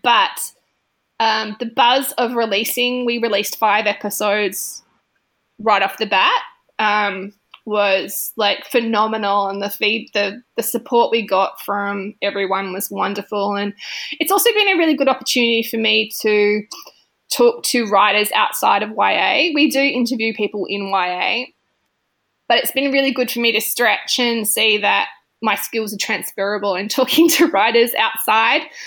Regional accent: country South Australia, Australia; moved away as an adult; also born or lived in Adelaide; now in Melbourne, Australia; I'm from Adelaide. I'm from country South Australia

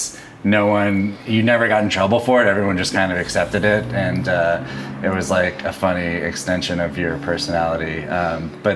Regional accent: Edmond, Oklahoma, United States; moved away as an adult; now in Los Angeles, United States; I grew up in Edmond, graduated from the University of Oklahoma

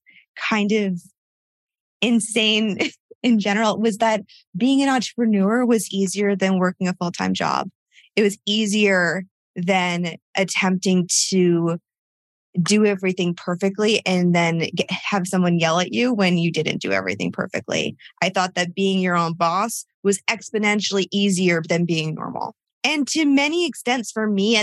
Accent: Connecticut, United States; where we grew up in Connecticut

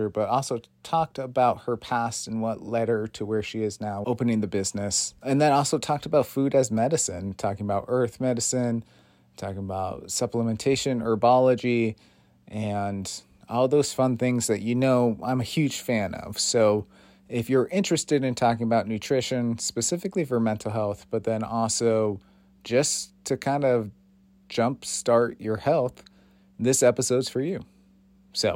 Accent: Belchertown, Massachusetts, United States; My office is in Amherst, but I am from Belchertown

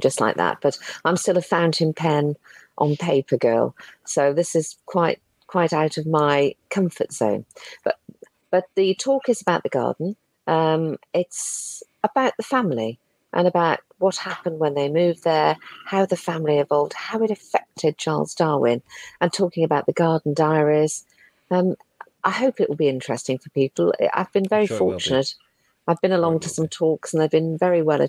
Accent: Shropshire, West Midlands, United Kingdom; I'm Shropshire born and bred, and I would never leave

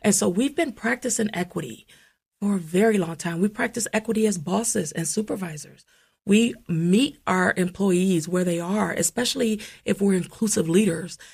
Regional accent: Toledo, Ohio, United States; moved away as an adult; also born or lived in Cincinnati, Ohio / Washington, D.C.; now in Columbus, United States; I'm originally coming from Toledo, Ohio

